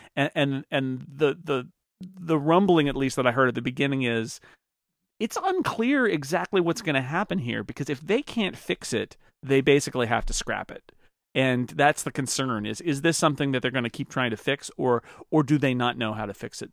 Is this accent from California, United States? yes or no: yes; California, United States; as a Californian